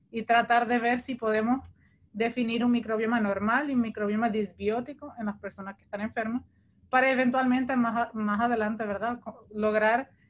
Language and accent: Spanish; Portugal; en mi caso, yo, vine de Portugal, yo no soy puertorriqueña de origen